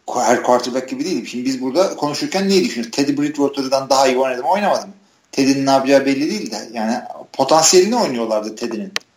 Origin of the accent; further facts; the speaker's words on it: Istanbul, Turkey; now in Ankara, Turkey; İstanbulluyum. Yani İstanbul'da doğdum büyüdüm.